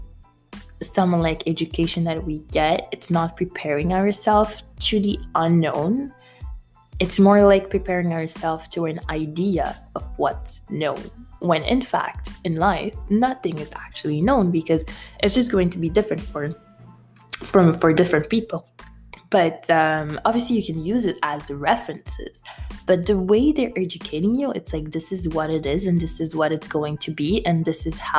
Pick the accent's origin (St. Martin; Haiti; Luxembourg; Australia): Haiti; moved away; I'm from Haiti.